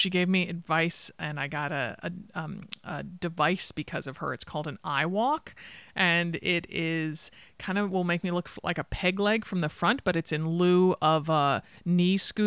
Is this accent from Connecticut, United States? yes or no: yes; Connecticut, United States; growing up in Connecticut